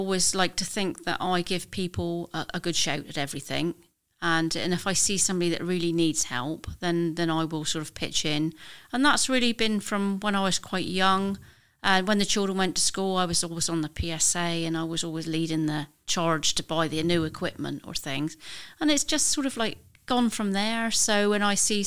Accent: Par, South West England, United Kingdom; I'm a Parr maid. I was born in Parr, but Parr Lane is in my St. Blasey division. So I live in my division

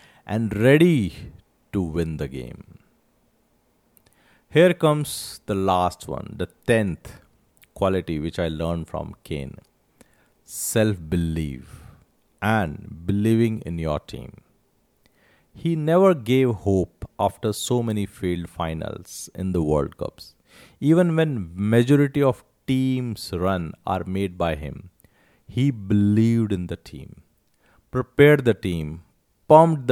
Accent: India; as an Indian

